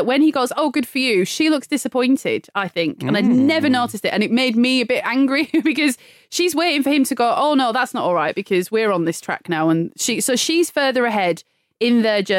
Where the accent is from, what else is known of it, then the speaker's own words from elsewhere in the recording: United Kingdom; we are British